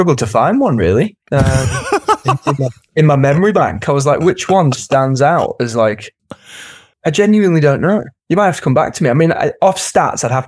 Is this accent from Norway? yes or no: no; United Kingdom; As a Brit